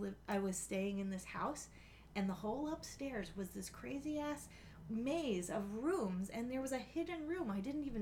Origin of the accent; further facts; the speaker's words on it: Choptank River, Eastern Shore, Maryland, United States; I grew up on the Choptank River and on the Eastern Shore